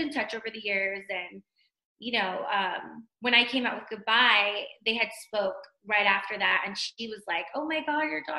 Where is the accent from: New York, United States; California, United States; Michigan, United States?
California, United States; Pasadena; also born or lived in Montebello, California; now in Henderson, United States; I'm from Pasadena, California. So born and raised, I was born in Montebello and then raised in Pasadena, South Pasadena.